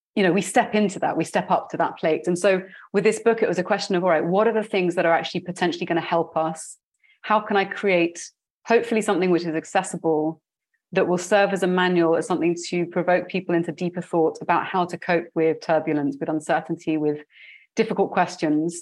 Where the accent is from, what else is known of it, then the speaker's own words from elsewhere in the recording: United Kingdom; moved away as an adult; also born or lived in London; now in Barcelona, Spain; you can tell from my accent that I was born in the UK. My family is very diasporic, but I was raised in a British culture.